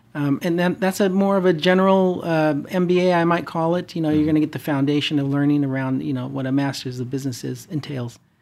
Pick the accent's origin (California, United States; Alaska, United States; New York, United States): California, United States; Fresno; moved away as an adult; also born or lived in Denver, Colorado / Irvine, California / Bay Area, California; now in Orange County, United States; born and raised in the Central Valley in Fresno